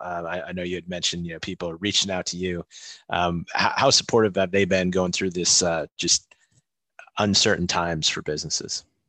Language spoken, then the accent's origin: English; Midwest, United States; moved away; I'm from the Midwest originally